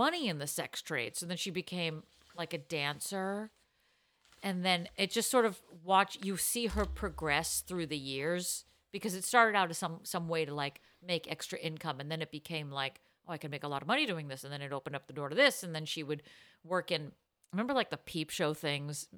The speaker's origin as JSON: {"language": "English", "town": "Boston", "region": "Massachusetts", "country": "United States", "tie": "born or raised there", "said": "my hometown, Boston, Massachusetts"}